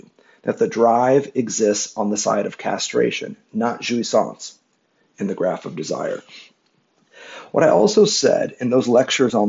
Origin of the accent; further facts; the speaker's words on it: Midwest, United States; I'm from the Midwest in the United States